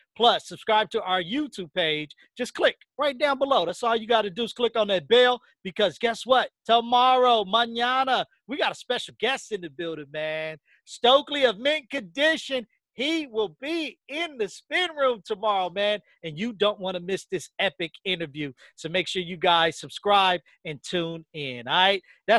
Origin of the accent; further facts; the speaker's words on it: West Coast, United States; I was born and raised it on the West Coast.